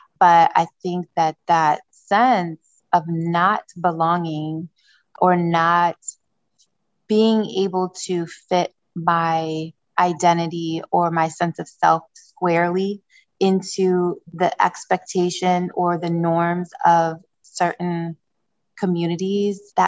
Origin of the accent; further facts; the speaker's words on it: Niger; moved away; also born or lived in Democratic Republic of the Congo / Republic of the Congo; I was born in Democratic Republic of Congo, Central Africa. And my mother, who raised me loosely, but she was my primary parent, caretaker. She raised me as a single mother in Niger, West Africa